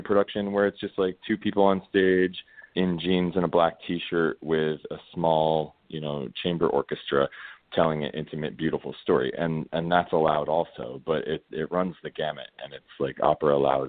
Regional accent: Florida, United States; And honestly, growing up in Florida and being called faggot in gym locker rooms, like that is how I got into that character.

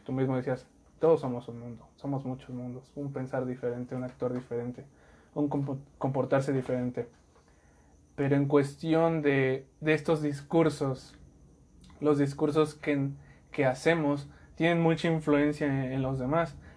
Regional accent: Mexico; como mexicanos hemos creado esa identidad

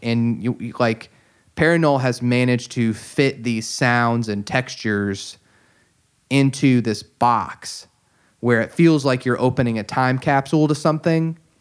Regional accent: United States; I'm an American English-speaking listener

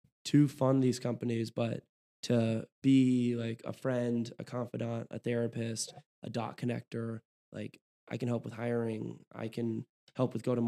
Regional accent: Oakland, California, United States; now in Chicago, United States; I'm from Oakland

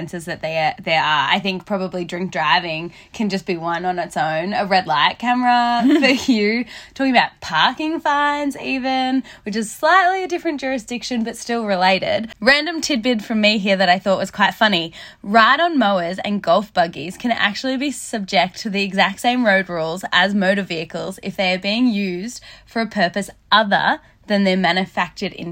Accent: New South Wales, Australia; I'm from New South Wales and I got my P's at 17

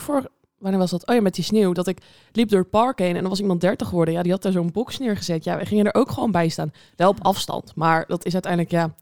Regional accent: Groningen, Netherlands; moved away; ik kom uit Groningen

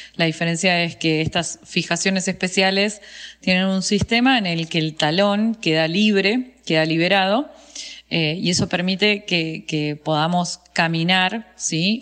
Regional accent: Bariloche, Río Negro, Argentina; also born or lived in Buenos Aires; yo nací acá en Bariloche, soy una de las personas que llamamos NIC, que son nacidos y criados en el lugar

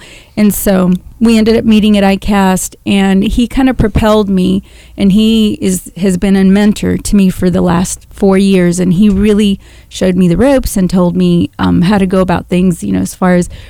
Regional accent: Panama; I'm from Panama. I was born and raised there

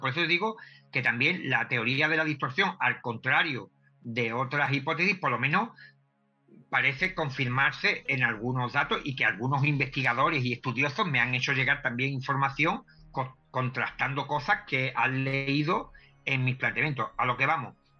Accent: Cádiz, Andalusia, Spain; yo soy de, de Cádiz, de una zona de aquí de, España

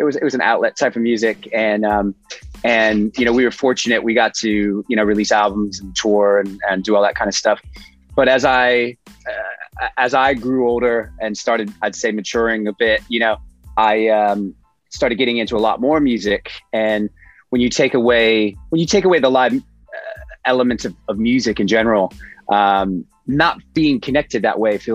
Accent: New York City, New York, United States; from Brooklyn, New York City

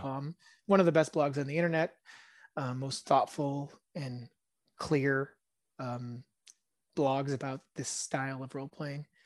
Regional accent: California, United States; first language Hebrew; English is a second language; also born or lived in Israel; I grew up mostly around California and, um, although my first language is Hebrew

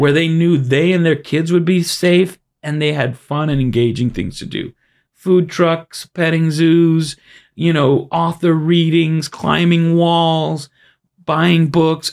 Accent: Miami, Florida, United States; also born or lived in Brooklyn, New York; I was born in Brooklyn. but I've lived most of my life, almost all of it, here in Miami

